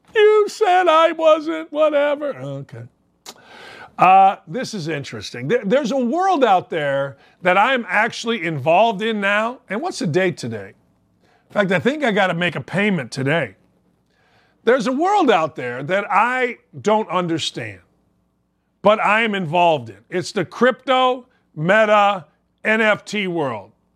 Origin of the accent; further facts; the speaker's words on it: Gary, Indiana, United States; my hometown of Gary, Indiana